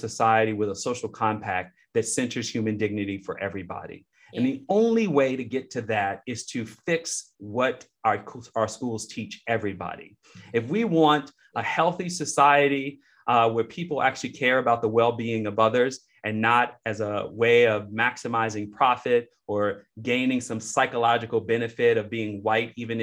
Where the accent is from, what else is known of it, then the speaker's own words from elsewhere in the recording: Chicago, Illinois, United States; where I grew up in Marquette Park on the south side of Chicago